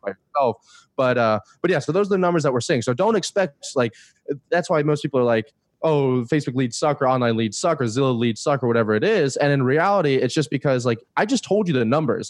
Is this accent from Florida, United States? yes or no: yes; Florida, United States; moved away; I'm from Florida originally